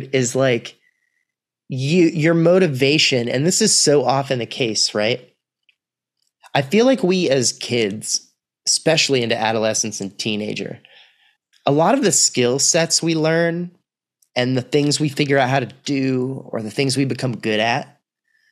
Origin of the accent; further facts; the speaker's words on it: Austin, Texas, United States; also born or lived in New York City; I'm from Austin, really, is where I did, like, my formative, like, end of elementary school all the way through high school